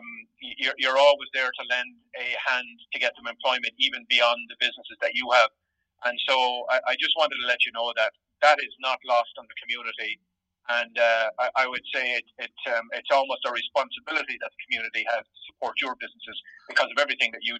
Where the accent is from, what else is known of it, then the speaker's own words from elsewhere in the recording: Abbeyleix, Ireland; Abbey Leaks, which is my hometown